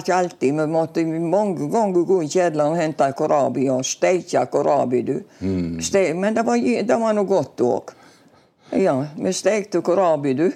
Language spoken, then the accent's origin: Norwegian; Bømlo, Vestland, Norway; also born or lived in Stord; now in Kaldestad, Norway; Jeg kom fra Bømlo, ja. Håvik